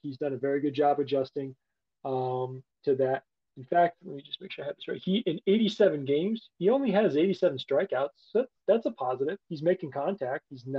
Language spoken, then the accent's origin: English; Chicago, Illinois, United States; I'm from Chicago. So I grew up watching Jordan and the Bulls in the 90s.